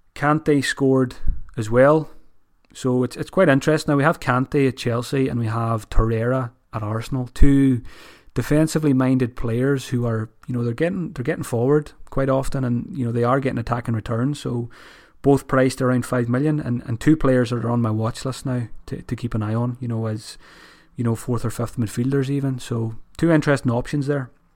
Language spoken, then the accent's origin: English; Ireland; as an Irish person